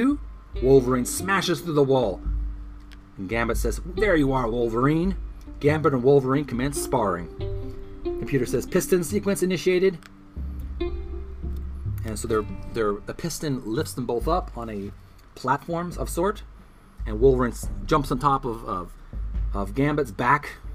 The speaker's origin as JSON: {"language": "English", "country": "Canada", "said": "I'm a Canadian"}